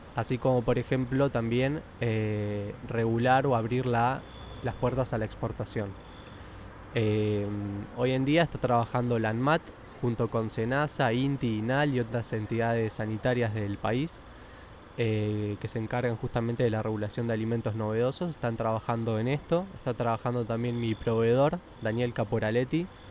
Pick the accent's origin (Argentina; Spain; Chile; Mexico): Argentina; Yo soy argentino, padres argentinos, ya. bisabuelos españoles